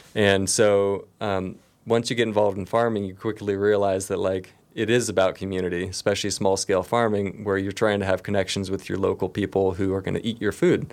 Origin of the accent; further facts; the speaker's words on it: Nevada City, California, United States; I've grown up here and obviously I returned here immediately after my college experience. I grew up on Banner Mountain